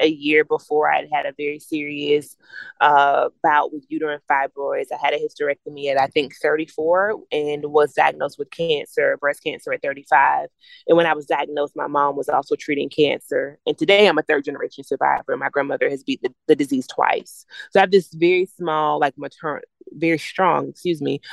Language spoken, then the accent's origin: English; the South, United States; I'm from the South, so we call it a wake